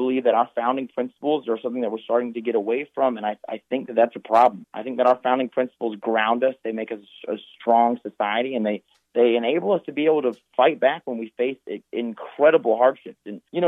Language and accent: English; North Carolina, United States; North Carolina, for example, my home state